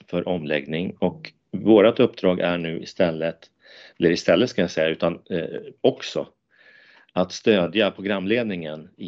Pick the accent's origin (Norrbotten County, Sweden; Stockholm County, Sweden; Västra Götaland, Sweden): Norrbotten County, Sweden; Murjek; jag är faktiskt uppväxt i Lappland, i Murjek utanför Jokkmokk.